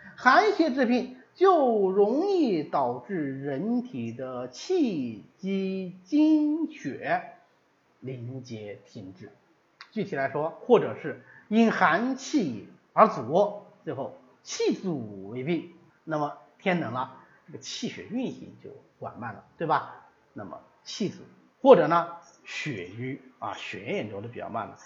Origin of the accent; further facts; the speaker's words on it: China; 我们中国人穿衣服的习惯